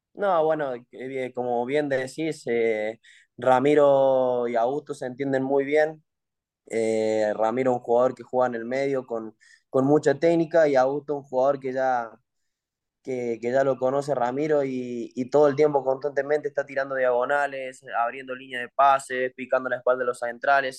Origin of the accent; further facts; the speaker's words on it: Argentina; now in Mexico; los argentinos lo vimos de una manera extrema